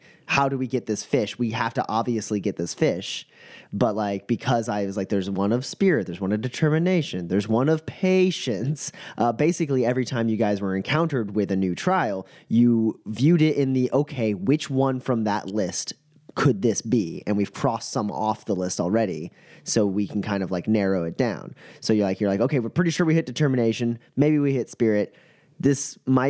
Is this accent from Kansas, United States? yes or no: yes; Kansas, United States; I'm a dude from Kansas